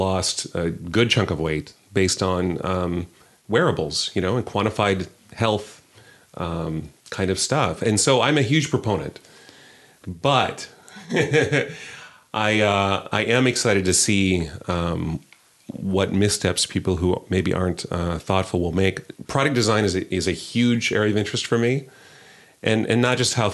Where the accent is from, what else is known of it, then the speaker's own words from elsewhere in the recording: Iowa, United States; I'm from Iowa